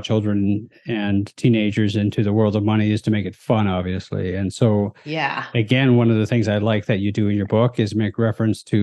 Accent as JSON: {"language": "English", "town": "Chilliwack", "region": "British Columbia", "country": "Canada", "tie": "born or raised there", "said": "as a Western Canadian, I grew up just outside of Vancouver in a small town called Chilliwack."}